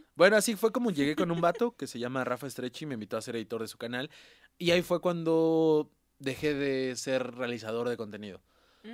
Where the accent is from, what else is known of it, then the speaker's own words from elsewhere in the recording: Puebla, Mexico; moved away; yo soy de Puebla